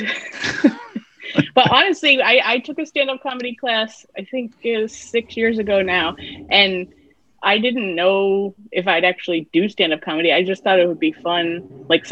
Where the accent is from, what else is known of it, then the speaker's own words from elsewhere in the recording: New York, United States; I grew up in New York State